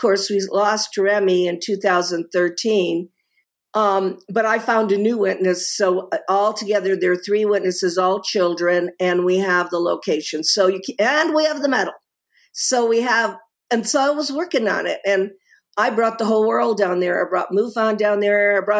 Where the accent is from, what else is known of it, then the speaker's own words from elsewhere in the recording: Italy; born there; I have an American connection to Rome in that even though I was born in Italy, my father was a diplomat.